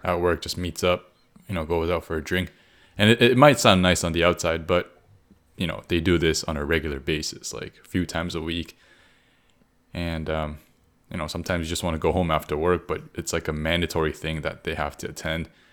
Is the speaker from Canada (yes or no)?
yes; Canada; we grew up in Canada